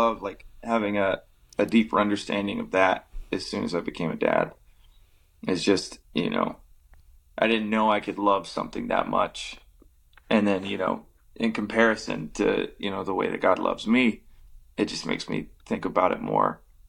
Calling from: Social Circle, Georgia, United States; I'm in Social Circle, Georgia.

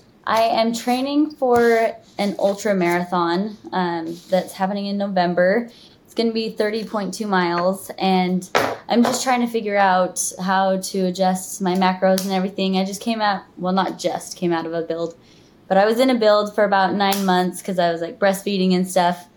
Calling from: Utah, United States; Okay, sorry about that. I'm coming in from Utah.

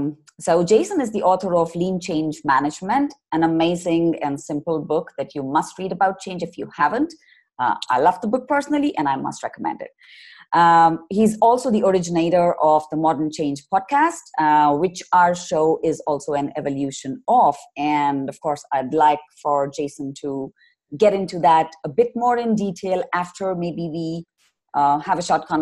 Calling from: Bangalore, Karnataka, India; your host of the show, and I'm dialing in from Bangalore in India.

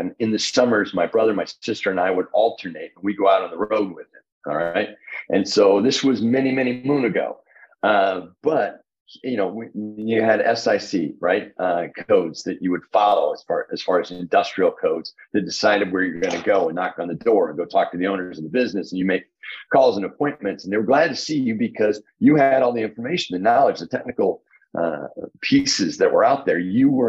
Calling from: Indianapolis, Indiana, United States

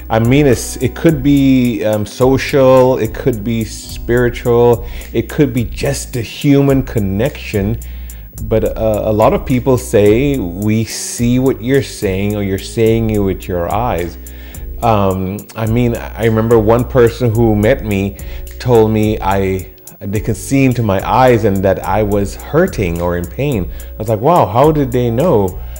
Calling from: Houston, Texas, United States; And I'm calling in from Houston, Texas.

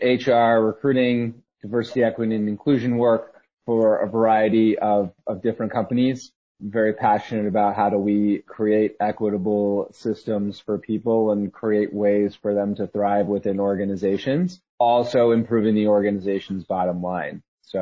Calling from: Austin, Texas, United States; I am calling in from Austin, Texas.

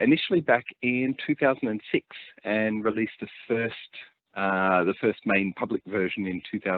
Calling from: Victoria, Australia; I'm talking to you from Gippsland, which is in Victoria, which is southeast Australia.

